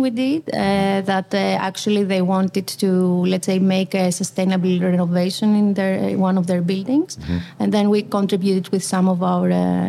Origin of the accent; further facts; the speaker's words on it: Athens, Attica, Greece; moved away as an adult; also born or lived in Delft, Netherlands; now in Rotterdam, Netherlands; we are originally from Athens, we like the city vibe